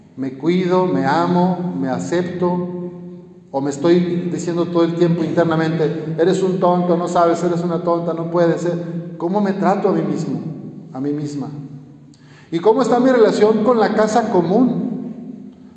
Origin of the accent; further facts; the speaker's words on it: Lagos de Moreno, Jalisco, Mexico; moved away; en mi pueblito, ahí en Lagos de Moreno